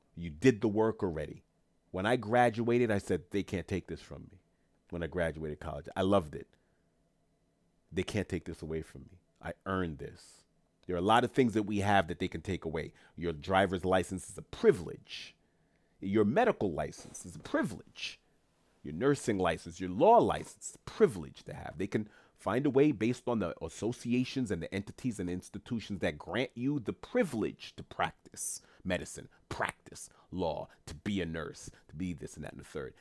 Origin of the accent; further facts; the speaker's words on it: New York City, New York, United States; teachers in Queens, New York, my hometown